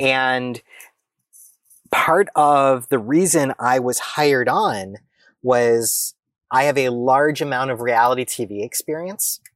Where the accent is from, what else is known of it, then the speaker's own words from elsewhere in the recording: United States; I, as an American, as an American citizen